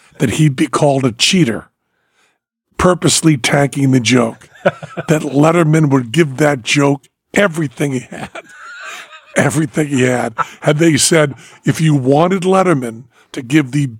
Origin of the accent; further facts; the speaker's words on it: Greenfield, Massachusetts, United States; now in Las Vegas, United States; When I was growing up in Greenfield, Massachusetts with Erika Avery